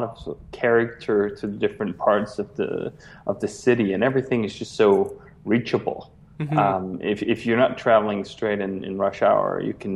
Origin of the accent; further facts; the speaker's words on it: Copenhagen, Capital Region of Denmark, Denmark; moved away as an adult; now in Chicago, United States; I grew up in Copenhagen, Denmark